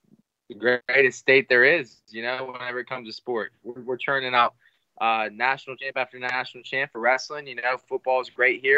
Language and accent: English; New Castle, Pennsylvania, United States; I'm from an Italian town. My hometown, Newcastle, PA, is firework capital of the world, hot dog capital of the world.